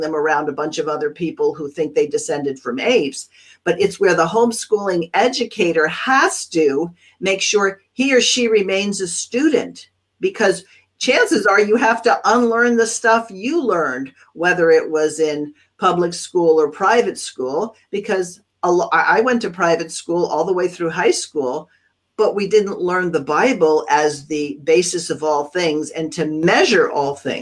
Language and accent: English; California, United States; I'm a Californian